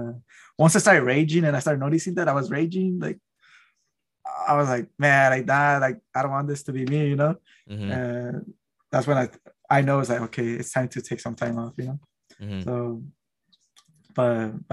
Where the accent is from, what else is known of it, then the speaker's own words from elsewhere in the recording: Oxnard, California, United States; I'm Oxnard